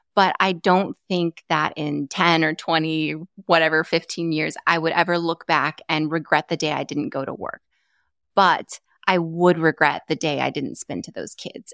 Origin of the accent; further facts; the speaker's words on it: Arizona, United States; I grew up in Arizona.